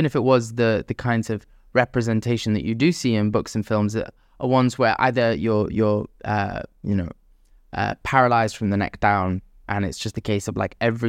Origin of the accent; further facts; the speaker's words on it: Jeddah, Makkah Province, Saudi Arabia; Growing up in the Middle East, especially in Jeddah, it's all about like your reputation in lots of ways.